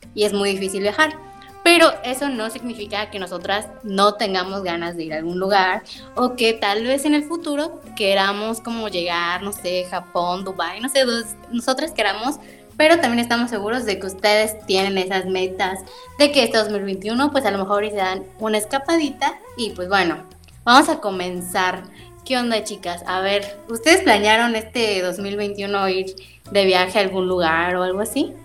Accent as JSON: {"language": "Spanish", "town": "Mérida", "region": "Yucatán", "country": "Mexico", "said": "yo soy de Mérida"}